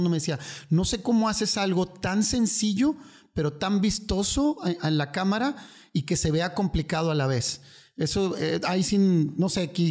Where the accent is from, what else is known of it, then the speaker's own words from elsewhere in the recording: northern Mexico, Mexico; aparte ya sabes cómo somos los, norteños, somos como muy bullying.